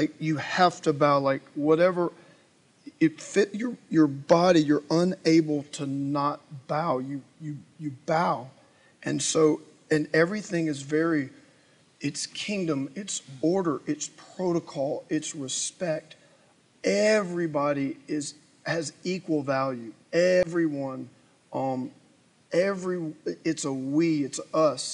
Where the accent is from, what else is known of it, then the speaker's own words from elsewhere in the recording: United States; as an American, as a Westerner